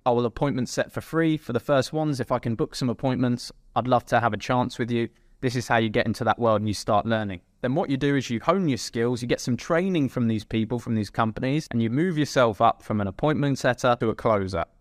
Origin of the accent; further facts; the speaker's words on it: England, United Kingdom; I'm from England